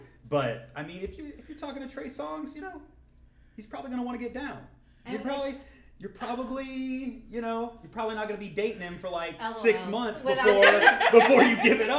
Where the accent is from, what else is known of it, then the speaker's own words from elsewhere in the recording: Atlanta, Georgia, United States; I'm from Atlanta.